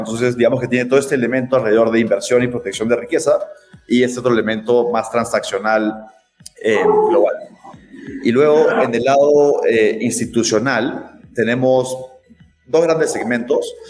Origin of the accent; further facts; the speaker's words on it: Lima, Peru; moved away as an adult; now in Mexico City, Mexico; yo soy de Perú, eh, de Lima, eh, pero no vivo en Lima hace ocho años